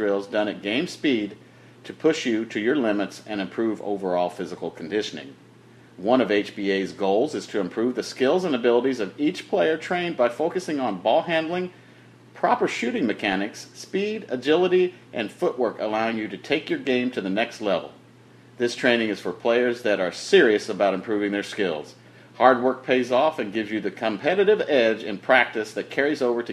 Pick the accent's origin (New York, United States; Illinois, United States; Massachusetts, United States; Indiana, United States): Indiana, United States; Indianapolis; I was born and raised in Indianapolis for my first 25 years of my life.